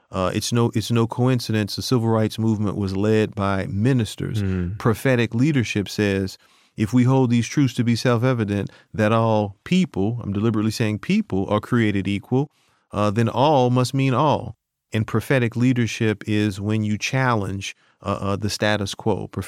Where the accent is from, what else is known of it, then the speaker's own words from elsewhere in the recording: New Orleans, Louisiana, United States; I'm from New Orleans.